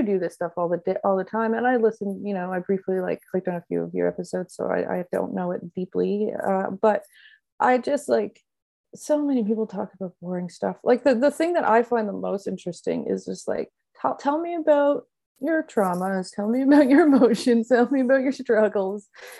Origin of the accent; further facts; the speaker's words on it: Yarmouth, Nova Scotia, Canada; also born or lived in Labrador; now in Halifax, Canada; I was born and raised in Yarmouth, Nova Scotia, which is South Shore. It's about a 3.5 drive from Halifax. I was born and raised there. My mother's from Labrador, and my whole side of that family are from Labrador, and a lot of them still live there.